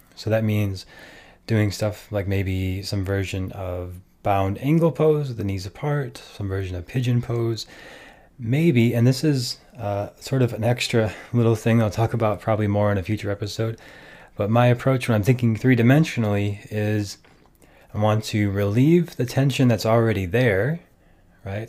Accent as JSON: {"language": "English", "region": "Minnesota", "country": "United States", "tie": "born or raised there", "said": "I grew up in Minnesota"}